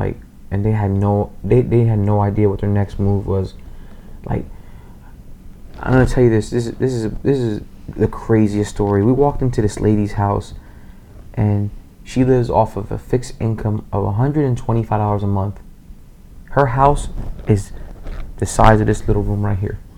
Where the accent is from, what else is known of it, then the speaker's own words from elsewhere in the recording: Reading, Pennsylvania, United States; I said, Reading, Pennsylvania